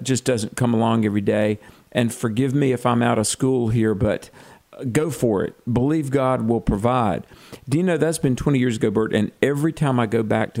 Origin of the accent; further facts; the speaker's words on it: United States; I'm an American.